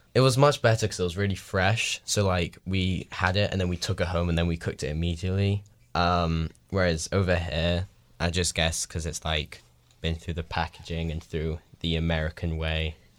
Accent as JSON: {"language": "English", "region": "England", "country": "United Kingdom", "moved": "yes", "lives_now": "Washington, United States", "said": "I'm the English."}